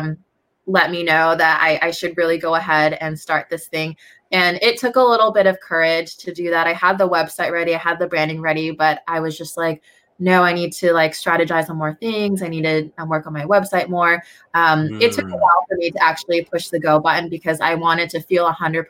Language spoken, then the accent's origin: English; DuPont, Washington, United States; I am in DuPont, Washington. It's about an hour and a half south of Seattle, right here at my parents' house in my high school bedroom